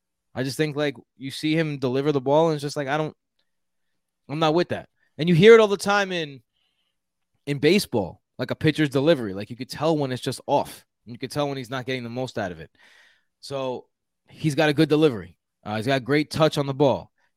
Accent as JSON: {"language": "English", "town": "Houston", "region": "Texas", "country": "United States", "accent": "Houston", "said": "All right. I'm from Houston. This is my Houston accent."}